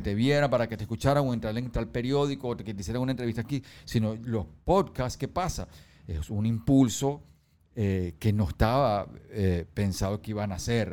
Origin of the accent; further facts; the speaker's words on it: Venezuela; en mi país